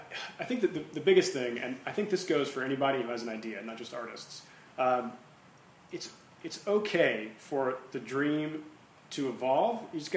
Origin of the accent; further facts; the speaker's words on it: Oklahoma, United States; moved away as an adult; also born or lived in New York City; growing up in Oklahoma